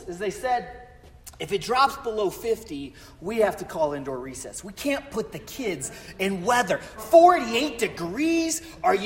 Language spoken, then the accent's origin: English; Colorado, United States; moved away; also born or lived in Florida; I'm from Colorado and my family's from North and South Dakota